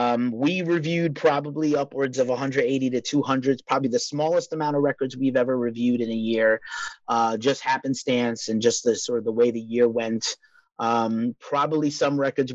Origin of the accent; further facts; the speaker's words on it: New York City, New York, United States; I'm from New York City